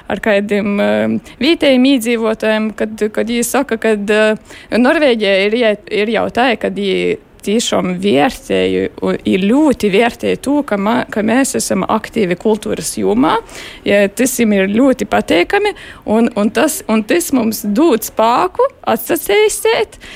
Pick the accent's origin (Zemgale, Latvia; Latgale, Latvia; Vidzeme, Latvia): Latgale, Latvia; Rēzekne; moved away as an adult; also born or lived in Riga; now in Norway; es esmu dzimusi Riesakņē. Es esmu arī dzīvojusi, kur ir medikus. goju Riesaknis piektajā vidusskolā, i tolāk goju komerces skolā. Eh, tad es eh, devos uz Reigu, pabeidzu magistrus Reigā, ja tad es aizbraucu